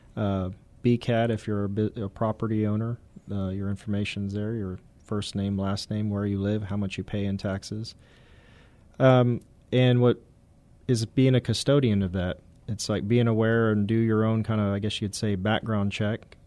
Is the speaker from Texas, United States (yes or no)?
yes; San Antonio, Texas, United States; I'm from San Antonio area originally